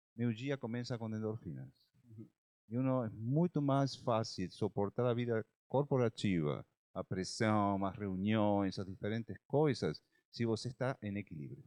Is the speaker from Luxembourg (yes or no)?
no; Argentina; Portuguese is a second language; moved away as an adult; now in Brazil; É, eu sou argentino, moro no Brasil desde 2003, já são 19 anos